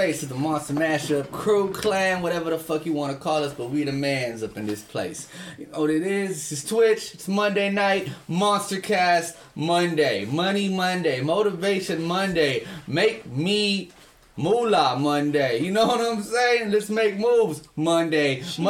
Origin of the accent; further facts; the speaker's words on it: Philadelphia, Pennsylvania, United States; I'm from West Philadelphia, born and raised.